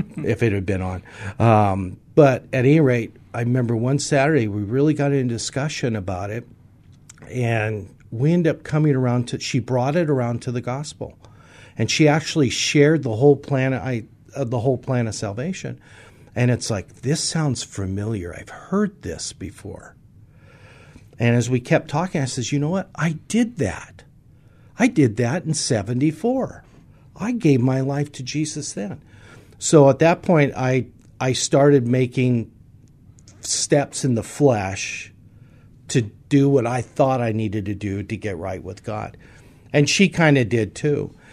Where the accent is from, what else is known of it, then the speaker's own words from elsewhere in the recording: San Francisco, California, United States; I was born in San Francisco, California. First night of my years was in California